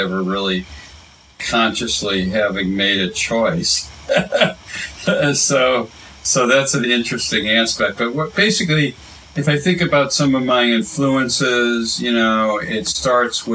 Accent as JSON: {"language": "English", "town": "University City", "region": "Missouri", "country": "United States", "tie": "born or raised there", "said": "I grew up in University City, Missouri, where Washington University was"}